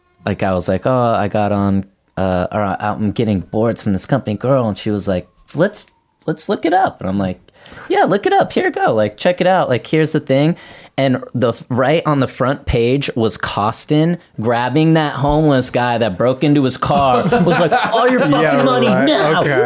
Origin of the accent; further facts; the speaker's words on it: Kansas City, Missouri, United States; I'm from Kansas City